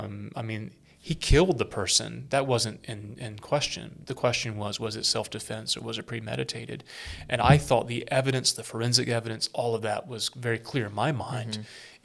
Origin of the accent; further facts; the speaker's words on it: South Carolina, United States; I'm from South Carolina, mm-hmm. although more of an upstate redneck than a low country aristocrat